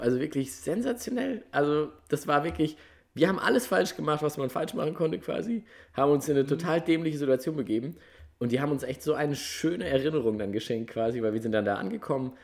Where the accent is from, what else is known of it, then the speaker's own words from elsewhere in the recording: Germany; wenn du dann da so als Deutscher